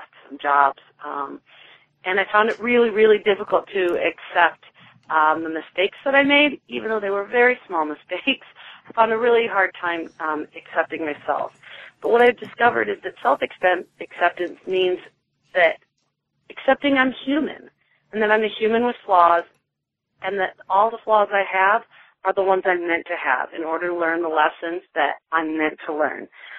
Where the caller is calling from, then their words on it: Atlanta, Georgia, United States; from Atlanta, although I'm calling you from North Carolina this week.